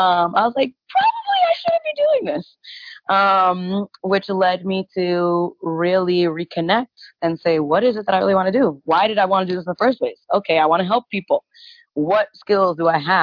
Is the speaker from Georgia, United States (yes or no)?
no; New York City, New York, United States; moved away as an adult; also born or lived in Concord, Massachusetts; now in Atlanta, United States; I grew up in Spanish Harlem. I grew up in Brownsville, Brooklyn